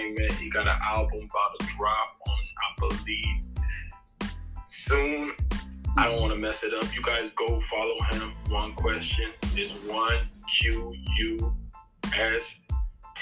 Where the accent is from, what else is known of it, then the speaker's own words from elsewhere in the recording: New York City, New York, United States; moved away as an adult; also born or lived in Nigeria; now in Maryland, United States; I was born in Nigeria. I came to America when I was about 9, going to 10 in 1996. And I've been here ever since. I went back to Nigeria in 2000 and did my first year of high school over there. Came back 2001. I was in New York. I grew up in New York, Jamaica, Queens